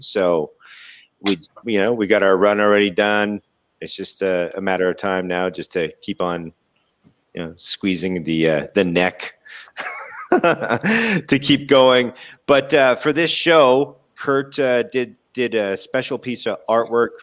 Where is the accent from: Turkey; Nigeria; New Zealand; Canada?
Canada; Winnipeg, Manitoba; my hometown in Winnipeg